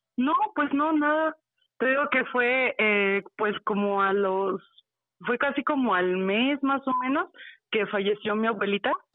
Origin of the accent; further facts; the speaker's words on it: Mexico City, Mexico; Soy de la Ciudad de México